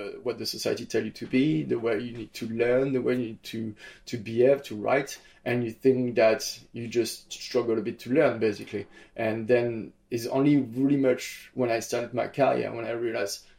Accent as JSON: {"language": "English", "town": "Nice", "region": "Provence-Alpes-Côte d'Azur", "country": "France", "tie": "born or raised there", "said": "my hometown of Nice"}